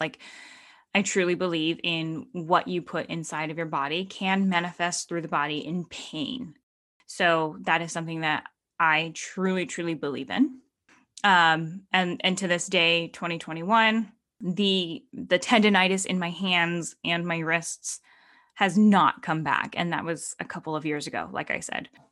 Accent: Stockton, California, United States; moved away; I was in Stockton, my hometown

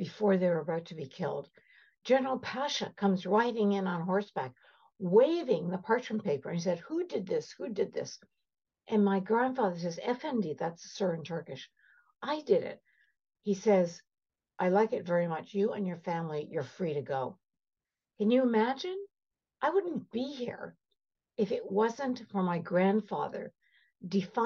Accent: Canada; also born or lived in Cairo, Egypt; I'm Armenian. I was born in Cairo. Came over to Canada when I was 4 years old.

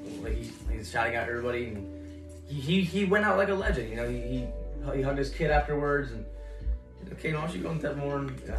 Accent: Florida, United States; we're from Florida.

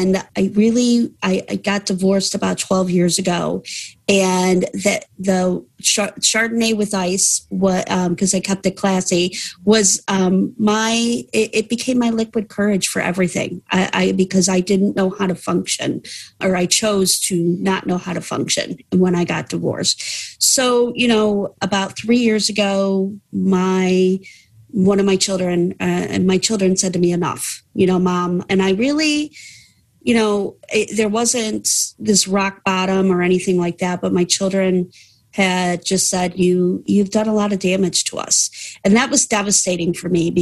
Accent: Cleveland, Ohio, United States; I hail from Cleveland, Ohio in the States

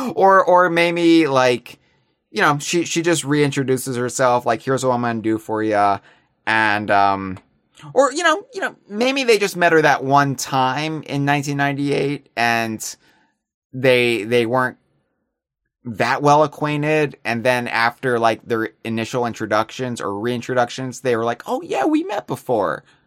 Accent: United States; as an American

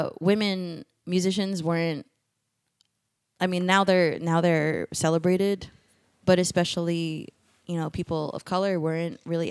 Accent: Philippines; It's like being a woman, being a Filipino, being like a not typical like body shape of women

